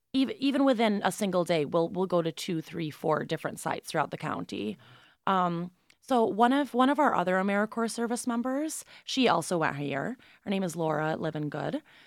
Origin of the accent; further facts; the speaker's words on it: Binghamton, New York, United States; I'm from Binghamton originally. I grew up here, and I went to Binghamton High School